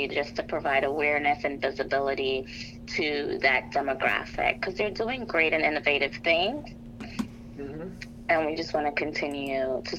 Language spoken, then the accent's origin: English; New York City, New York, United States; moved away as an adult; also born or lived in Trinidad; now in Delaware, United States; I grew up in Brooklyn, New York, so I went to Prospect Heights High School in Brooklyn.